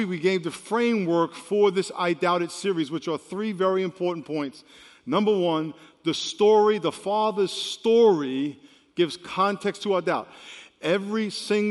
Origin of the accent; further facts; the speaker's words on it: New York, United States; moved away; Back where I grew up in New York, when it was real cold, we used to say the hawk was out